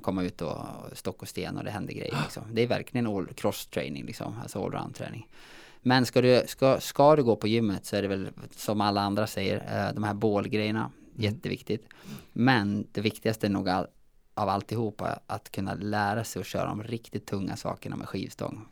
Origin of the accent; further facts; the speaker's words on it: Säter, Dalarna County, Sweden; Jag är ju från Säter i Dalarna